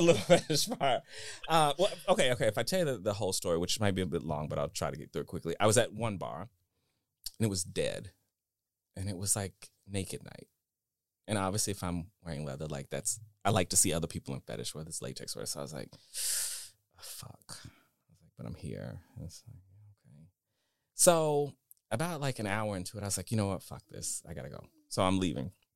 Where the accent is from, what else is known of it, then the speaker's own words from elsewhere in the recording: Dallas, Texas, United States; I'm from Texas, uh, Dallas